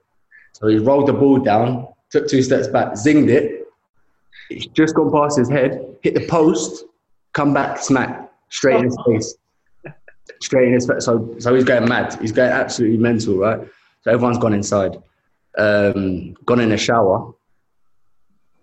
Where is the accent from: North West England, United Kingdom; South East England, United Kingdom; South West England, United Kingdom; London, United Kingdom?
London, United Kingdom; I'm from Shepherd's Bush, West London